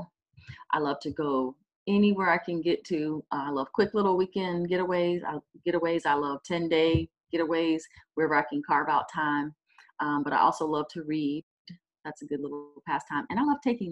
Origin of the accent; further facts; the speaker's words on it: Miami, Florida, United States; now in Daytona Beach, United States; I grew up in Miami, Florida, in a little neighborhood called Richmond Heights, and it's just south of Metro Zoo